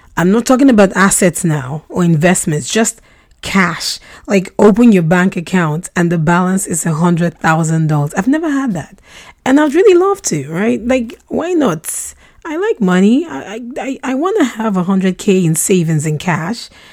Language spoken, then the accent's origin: English; Nigeria; first language Russian; English is a second language; also born or lived in Russia; we relocated to Nigeria when I was four, and I had to quickly learn how to speak English